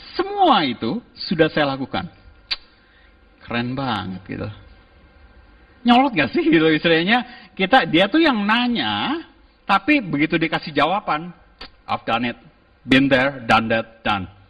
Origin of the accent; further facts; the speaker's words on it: Jakarta, Indonesia; also born or lived in Melbourne; saya dari Jakarta